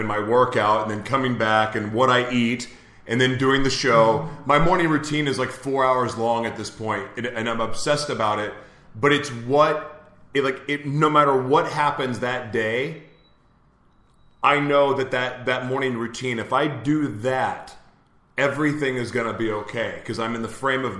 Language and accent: English; Oklahoma, United States; I'm from Oklahoma